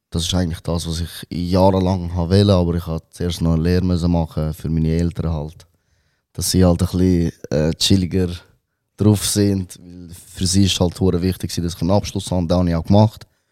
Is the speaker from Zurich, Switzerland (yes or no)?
yes; Wetzikon, Zurich, Switzerland; first language Albanian; Ich bin in Robenhausen aufgewachsen